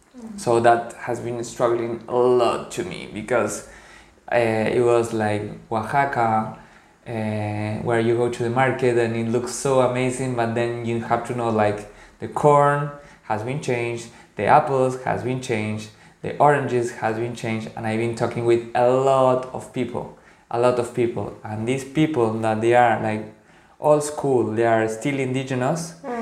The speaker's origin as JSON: {"language": "English", "country": "Paraguay", "said": "because I come from Guarani origins, from Paraguay, where most of the society, a lot of the people are indigenous."}